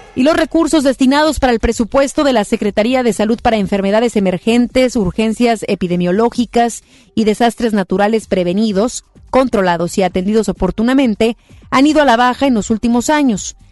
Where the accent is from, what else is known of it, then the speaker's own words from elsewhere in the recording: Mexico; como mexicanos y mexicanas